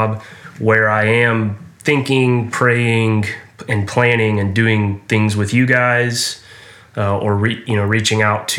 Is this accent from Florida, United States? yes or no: no; Houston, Texas, United States; also born or lived in Austin; I grew up here in Houston and went to high school at Westside High School